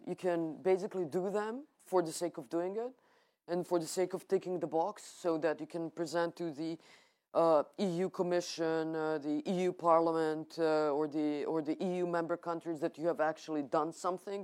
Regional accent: Serbia

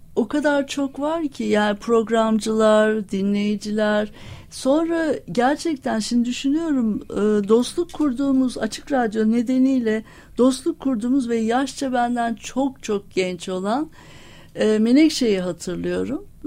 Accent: Istanbul, Turkey; moved away as an adult; also born or lived in Ankara; aslında İstanbulluyum.

